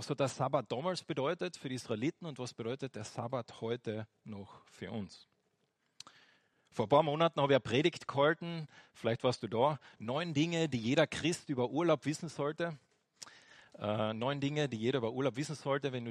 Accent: Austria; Und bei uns in Österreich ist es jetzt nicht so extrem äh, am Sonntag, da ist schon noch das eine oder andere offen, gell?

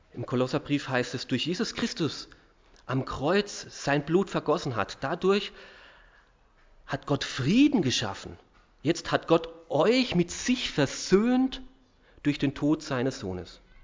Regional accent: Austria; uns Österreichern

